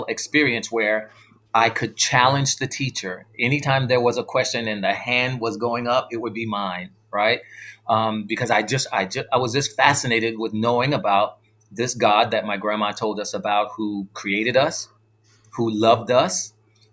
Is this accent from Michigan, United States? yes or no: no; South Carolina, United States; born or raised there; also born or lived in New York City, New York, United States